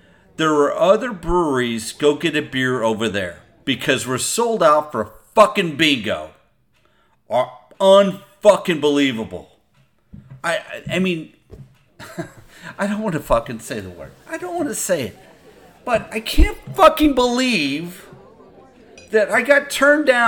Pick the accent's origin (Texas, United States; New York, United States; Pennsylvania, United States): Texas, United States; I am from Texas